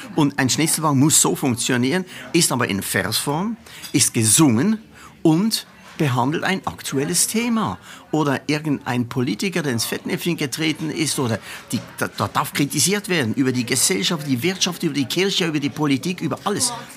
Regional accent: Basel, Basel-Stadt, Switzerland; ich bin ein Basler, ein Alemanne und ein Europäer de Coeur

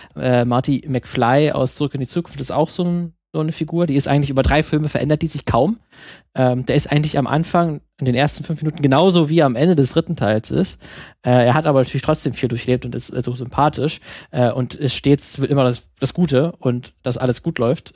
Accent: Germany; bei uns in Deutschland

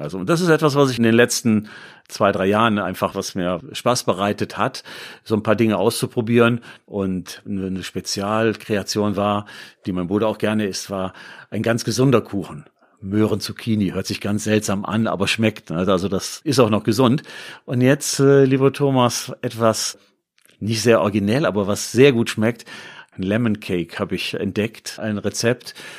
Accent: Düsseldorf, North Rhine-Westphalia, Germany; moved away as an adult; also born or lived in Bremen; now in Duisburg, Germany; Ich bin Düsseldorfer, das muss man vielleicht auch sagen, gebürtiger Düsseldorfer, lebe aber jetzt in Duisburg

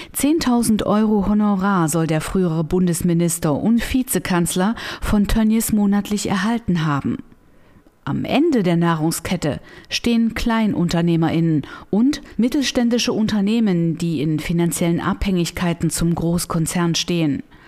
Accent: Germany; Ich bin in der DDR groß geworden.

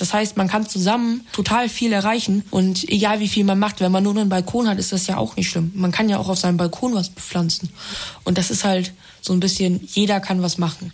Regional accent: Bremen, Germany; ich komme aus Bremen

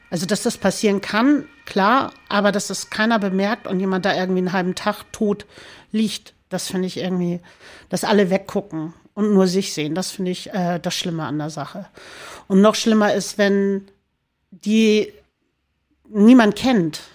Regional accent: Hamburg, Germany; also born or lived in St. Pauli, Hamburg; Mein, mein, mein, mein Heimatort in Hamburg ist Baumweg. Baumweg. Barmbek

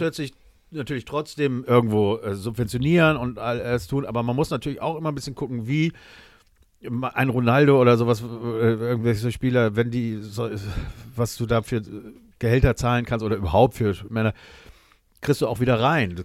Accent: Germany; als Deutscher

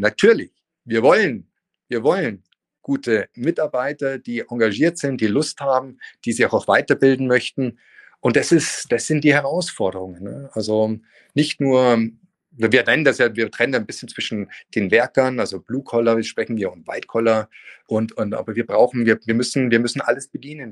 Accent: Munich, Bavaria, Germany; moved away as an adult; also born or lived in France / Spain; in meine Heimatstadt der München

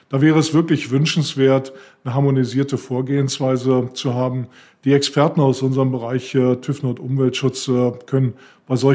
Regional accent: Northern Germany, Germany; Ich äh, tendiere als Norddeutscher dazu, eher Tee zu trinken äh, als Kaffee.

